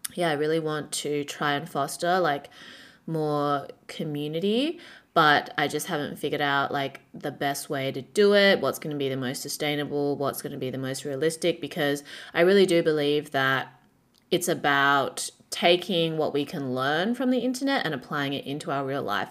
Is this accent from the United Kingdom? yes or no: no; Perth, Western Australia, Australia; moved away as an adult; now in Shanghai, China; when I was growing up in Perth